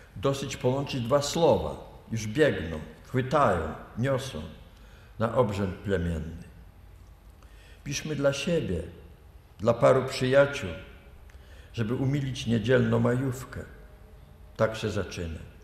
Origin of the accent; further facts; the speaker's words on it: Lithuania; moved away; also born or lived in Vilnius; ja się urodziłem na północ od Kowna, tam są moje właściwie korzenie